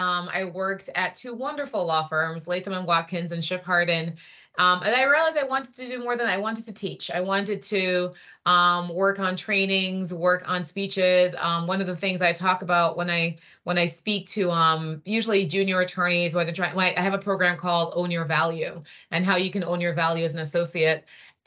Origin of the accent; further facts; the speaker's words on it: Jamaica; also born or lived in Trinidad and Tobago; But I grew up in the Caribbean and I lived in Jamaica and Trinidad. And then I went to Princeton University when I was 17.